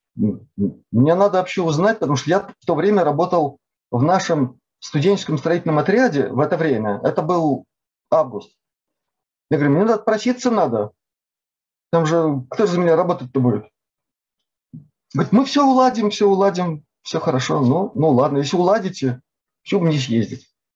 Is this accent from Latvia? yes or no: yes; Latvia; Я родился в Латвии, но до этой делегации, до этой поездки в этой делегации, я толком по-латышски вообще не разговаривал